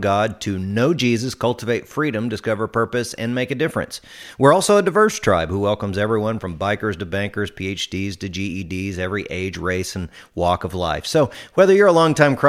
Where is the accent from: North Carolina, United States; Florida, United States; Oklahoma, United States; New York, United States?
Oklahoma, United States; Tulsa; now in San Antonio, United States; I grew up in Tulsa, Oklahoma